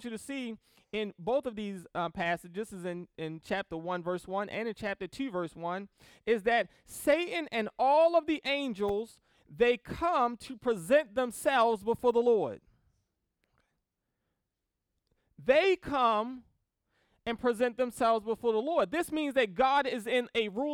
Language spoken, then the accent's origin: English; Baltimore, Maryland, United States; I grew up in Baltimore City